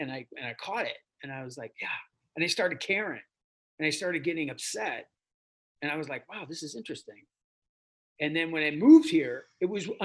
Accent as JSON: {"language": "English", "region": "Minnesota", "country": "United States", "moved": "as an adult", "lives_now": "Kentucky, United States"}